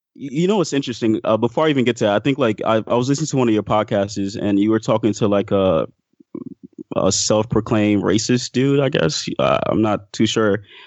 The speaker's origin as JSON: {"language": "English", "town": "Miami", "region": "Florida", "country": "United States", "tie": "born or raised there", "also_born_or_lived": "Haiti", "said": "I'm from Miami, so, like, I was raised predominantly with minorities"}